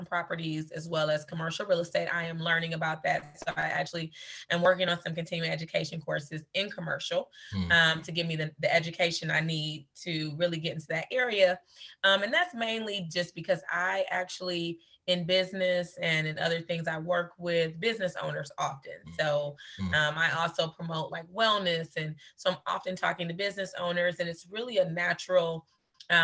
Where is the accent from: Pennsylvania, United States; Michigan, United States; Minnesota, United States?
Michigan, United States; Detroit; also born or lived in Florida; born and bred. And so I have I spent my whole life in Detroit